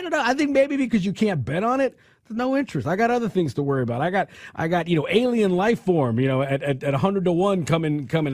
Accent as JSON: {"language": "English", "region": "California", "country": "United States", "said": "I come from California"}